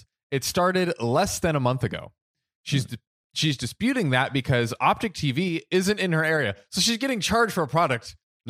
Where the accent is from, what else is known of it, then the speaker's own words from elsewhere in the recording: United States; I'm American, bro.